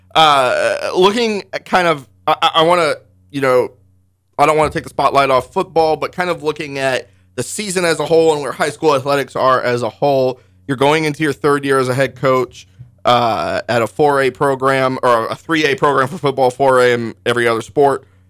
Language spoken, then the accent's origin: English; Altamont, Kansas, United States; down in Altamont, uh, my hometown